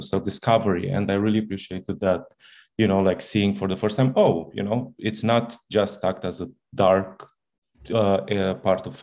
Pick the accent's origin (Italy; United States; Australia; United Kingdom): Italy; moved away; I come from Italy, where we studied it in the most dogmatic way possible